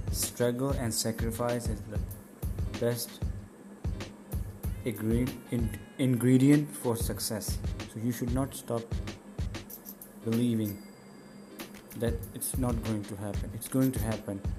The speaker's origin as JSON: {"language": "English", "town": "Islamabad", "region": "Islamabad Capital Territory", "country": "Pakistan", "said": "I am belong from Pakistan, Islamabad, capital of Pakistan."}